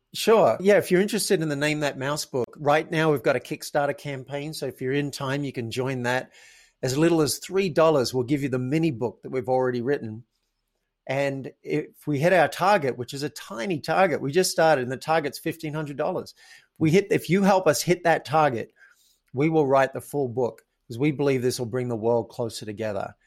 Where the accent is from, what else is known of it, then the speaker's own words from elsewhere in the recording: Australia; I grew up in Australia